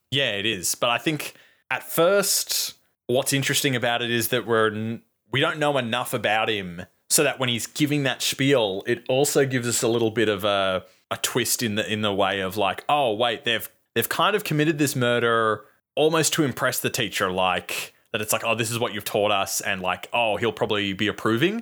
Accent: Australia; we're fucking from Australia

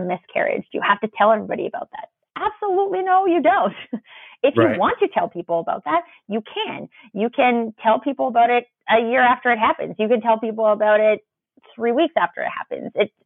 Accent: Canada; I'm Canadian

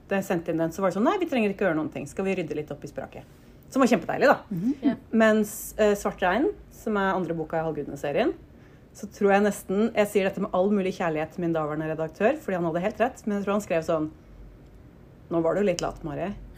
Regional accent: Oslo, Norway; jeg vokste opp eh, på Nordstrand i Oslo

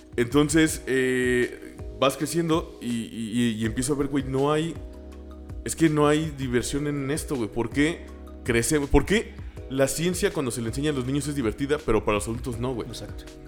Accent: San Luis Potosí, Mexico; Yo soy un pendejo de San Luis

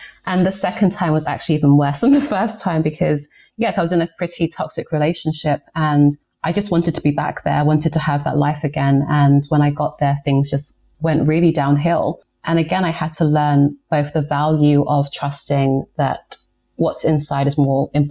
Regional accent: London, United Kingdom; moved away as an adult; also born or lived in New York; I've lived in London, I was born here like my entire life.

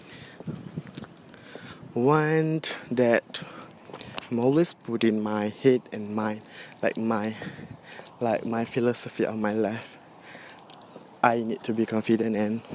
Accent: Johor Bahru, Johor, Malaysia; English is a second language; also born or lived in Batu Pahat; I came from Johor Bahru, and I live in Batu Pahat, a small town and a district at Johor Bahru

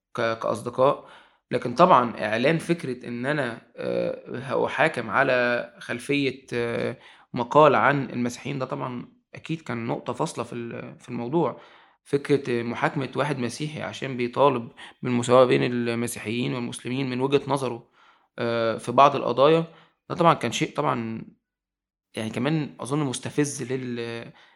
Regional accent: Egypt; also born or lived in Italy; انا في الاخر مواطن مصري انا ما عنديش جنسيه ايطاليه

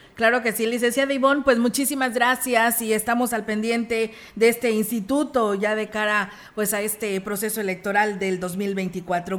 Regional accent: Mexico; somos mexicanos

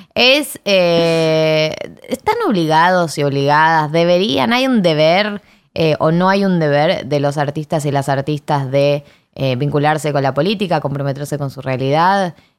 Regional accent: Chile; mi país, en Chile

